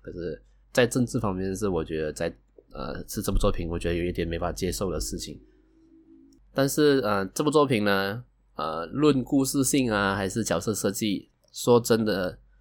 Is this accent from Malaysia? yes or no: yes; Malaysia; 我是来自马来西亚的九零后上班族